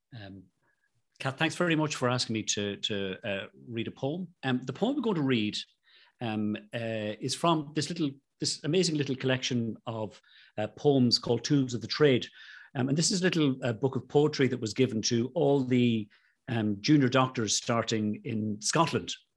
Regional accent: Ireland; I'm Irish

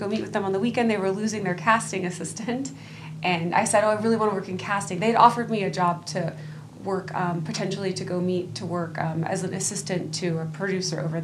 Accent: Dallas, Texas, United States; moved away; I grew up in Dallas, like right off in North Dallas

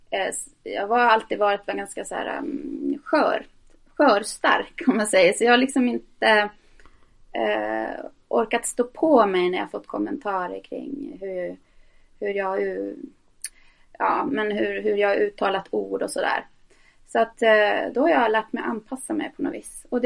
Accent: Norrbotten County, Sweden; also born or lived in Tornedalen; så lyser det igenom. Ehm, jag är född i Tornedalen eh, och flyttade runt väldigt mycket uppe i Norrbotten.

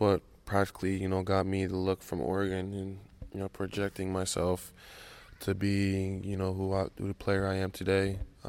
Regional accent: Canada; because, you know, I'm Canadian, you know, was ultimately, you know, an amazing feeling.

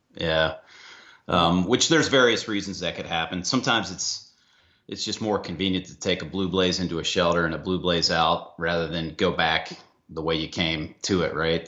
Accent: Ohio, United States; now in Atlanta, United States; I was born in Ohio

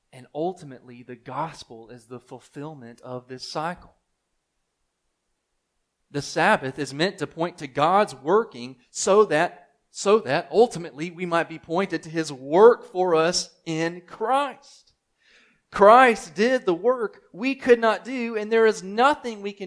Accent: United States; I'm thinking as an American

